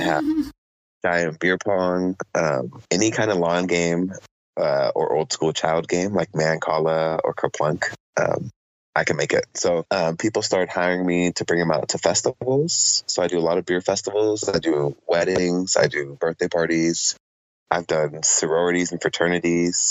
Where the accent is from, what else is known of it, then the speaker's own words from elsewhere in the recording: Oceanside, California, United States; also born or lived in Chula Vista, San Diego / Panama; now in San Diego, United States; a young lady that I grew up with in Oceanside and went to preschool together all the way through high school and community college